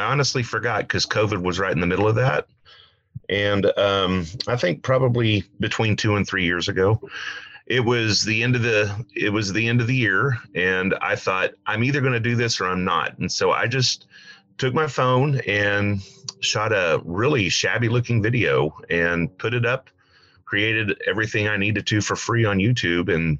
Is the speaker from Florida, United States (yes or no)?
no; Oklahoma, United States; I am from Oklahoma